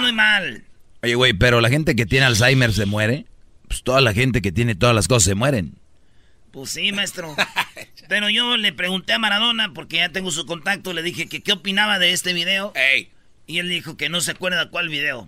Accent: Michoacán, Mexico; moved away; mi pueblo

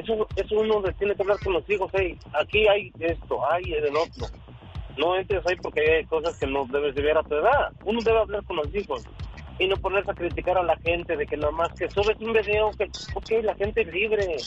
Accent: Oaxaca, Mexico; moved away; porque yo soy uno los que salí huyendo del PRI, porque yo soy de allá de Oaxaca

